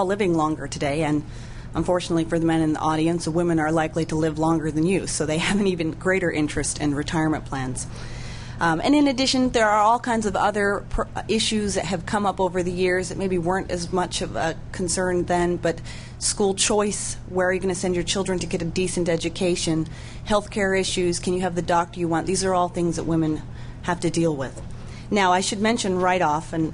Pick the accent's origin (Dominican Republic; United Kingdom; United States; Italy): United States; Oregon; Oregon, my home state